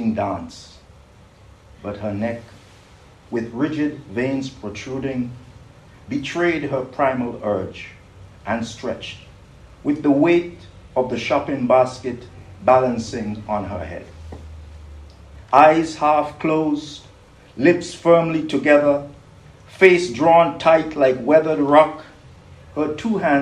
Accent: St. Kitts & Nevis; moved away; also born or lived in Britain; I grew up in St. Kitts

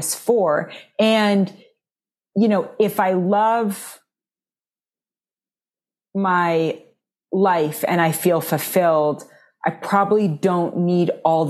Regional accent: New York City, New York, United States; I grew up in New York City

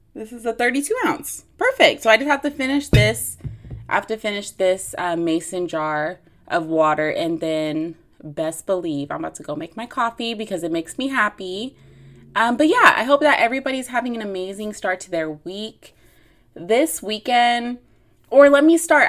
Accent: Long Beach, California, United States; I am from Long Beach, which is, which is in the L A area

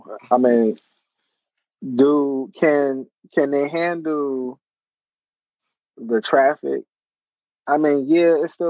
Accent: New Jersey, United States; because this is my home state, it is going to bring revenue to the state

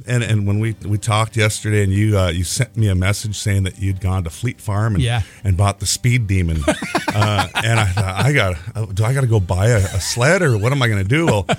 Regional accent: Fargo, North Dakota, United States; also born or lived in Moorhead, Minnesota; You know, I grew up in Fargo-Moorhead.

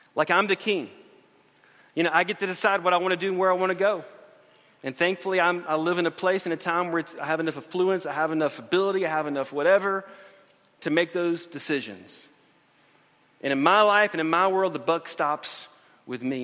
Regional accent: United States; We're Christians who live in America

